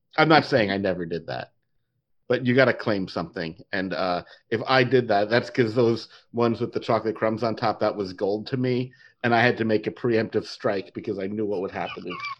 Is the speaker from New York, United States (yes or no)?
yes; New York, United States; when I was growing up in New York